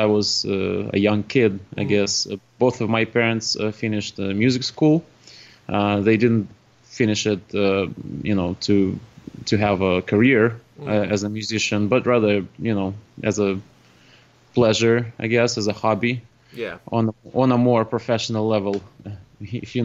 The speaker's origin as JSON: {"language": "English", "country": "Russia", "tie": "born or raised there", "second_language": "English", "moved": "as an adult", "lives_now": "Boston, United States", "said": "I was living in Russia, up until the age of 20."}